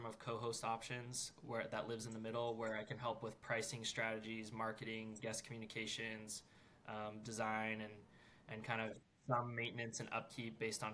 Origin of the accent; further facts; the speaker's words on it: North Georgia, United States; also born or lived in Utah; I'm from North Georgia, and that's where I live now